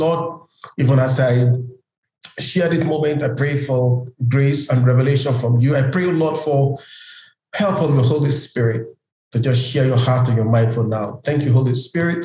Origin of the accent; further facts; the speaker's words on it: Nigeria; now in Kenya; I live in Kenya, but I'm a Nigerian